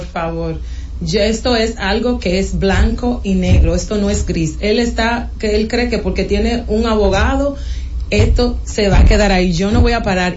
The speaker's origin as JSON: {"language": "Spanish", "country": "Dominican Republic", "said": "somos muchos los dominicanos"}